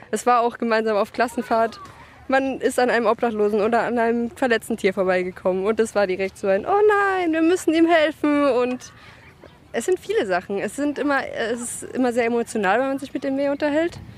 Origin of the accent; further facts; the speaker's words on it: Dresden, Saxony, Germany; now in Stuttgart, Germany; Ich komme aus Dresden ursprünglich. Ich wohne aktuell in Baden-Württemberg in Stuttgart